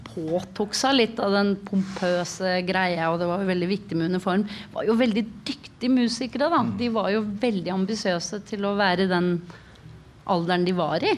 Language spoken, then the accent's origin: Norwegian; Oslo, Norway; Jeg vokste opp på Tveita.